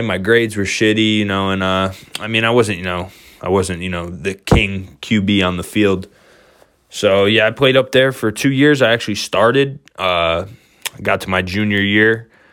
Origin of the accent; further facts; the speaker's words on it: New York, United States; born and raised in New York State